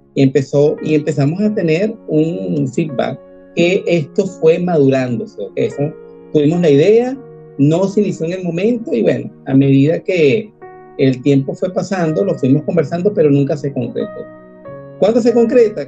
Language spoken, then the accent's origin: Spanish; Venezuela; moved away as an adult; now in Argentina; Los venezolanos somos trabajadores